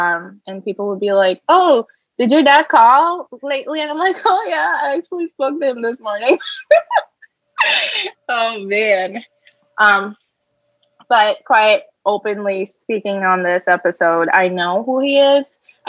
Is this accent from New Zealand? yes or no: no; Hyderabad, Telangana, India; now in United States; No. You were just like, so where are you from? And I was like, you know, I'm from Hyderabad.